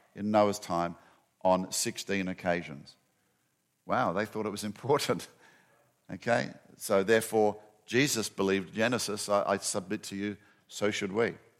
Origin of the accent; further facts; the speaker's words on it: Western Australia, Australia; moved away as an adult; also born or lived in Perth, Australia; now in Atlanta, United States; my home state of Western Australia